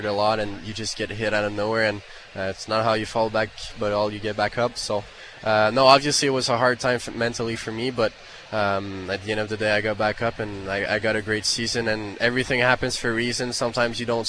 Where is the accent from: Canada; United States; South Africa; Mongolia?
Canada; English is a second language; being a Canadian playing in Canada